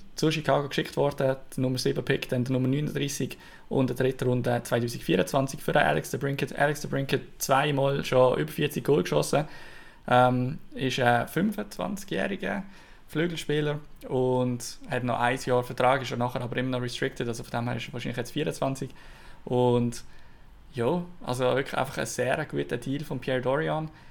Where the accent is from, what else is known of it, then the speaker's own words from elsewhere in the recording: Switzerland; als Schweizer